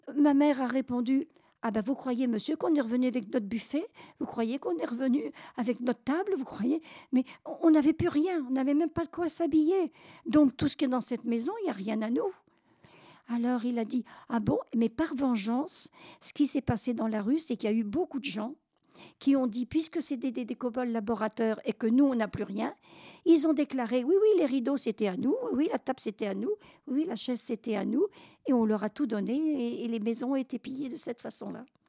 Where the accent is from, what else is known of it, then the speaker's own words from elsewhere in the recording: Normandy, France; je suis normande